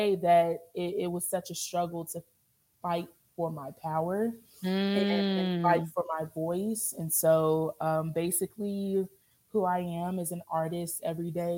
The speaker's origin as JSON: {"language": "English", "town": "Louisville", "region": "Kentucky", "country": "United States", "tie": "born or raised there", "said": "born and raised in Louisville, Kentucky. Shout out Louisville"}